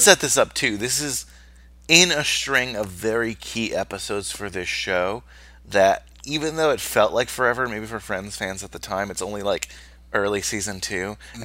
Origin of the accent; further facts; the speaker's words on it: New York metropolitan area, United States; growing up in the New York metropolitan area